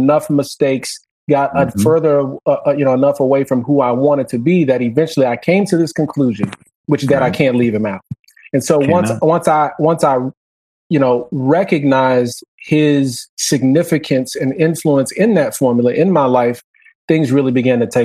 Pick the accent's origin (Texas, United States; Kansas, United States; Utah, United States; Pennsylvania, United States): Texas, United States; Houston; we grew up in Houston in a you know, very modest area of town, AKA the hood